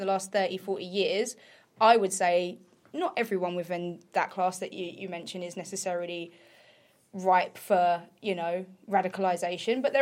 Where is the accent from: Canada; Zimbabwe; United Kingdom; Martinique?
United Kingdom; near Essex, East of England; I grew up near Essex